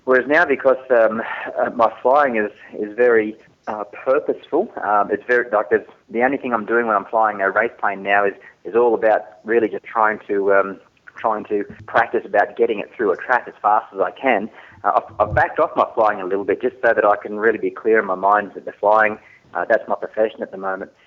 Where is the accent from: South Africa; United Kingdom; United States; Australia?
Australia; Newcastle, New South Wales; I grew up in Newcastle